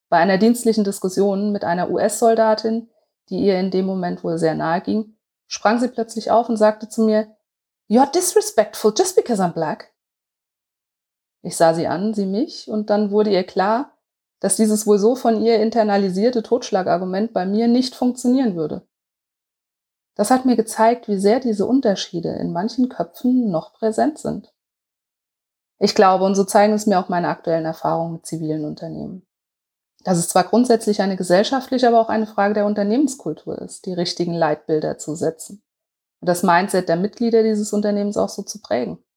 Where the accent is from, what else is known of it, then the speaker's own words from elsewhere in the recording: Germany; Ich bin als Tochter eines Afrikaners und einer Deutschen geboren und in Deutschland aufgewachsen